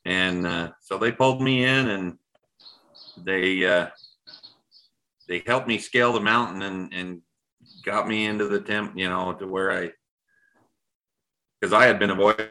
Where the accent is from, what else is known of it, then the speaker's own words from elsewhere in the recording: Utah, United States; I was raised in Utah